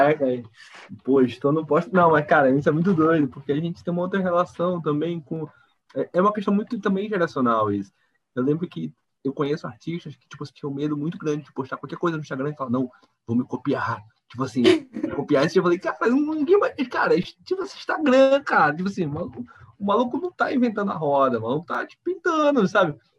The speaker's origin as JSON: {"language": "Portuguese", "town": "Belém", "region": "Pará", "country": "Brazil", "moved": "yes", "said": "sou de Belém"}